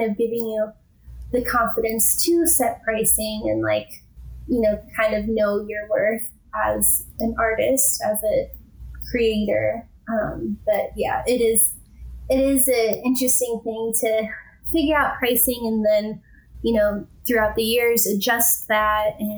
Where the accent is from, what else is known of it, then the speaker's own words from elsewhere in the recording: Midwest, United States; moved away as an adult; also born or lived in Minnesota / the South / southern Utah; now in Utah, United States; growing up in the Midwest and being so landlocked